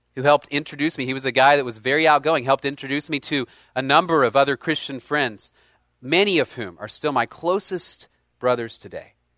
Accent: Dallas, Texas, United States; I grew up in Dallas

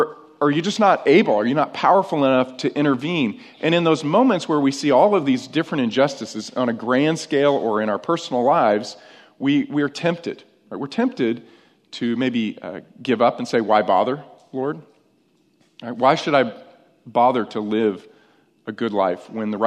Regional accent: upstate New York, United States; moved away; I'm actually from upstate New York, but I spent my grade school years in New York

